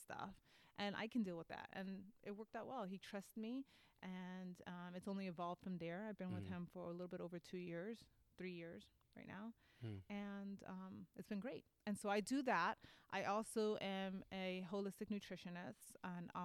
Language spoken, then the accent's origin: English; New York, United States; accent: East Coast; now in Sacramento, United States; I'm Puerto Rican, and so I'm from New York, and I speak like an East Coast girl